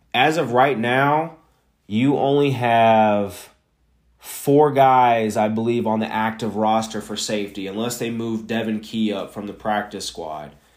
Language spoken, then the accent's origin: English; Missouri side, United States; I'm not from Kansas. I am from the Missouri side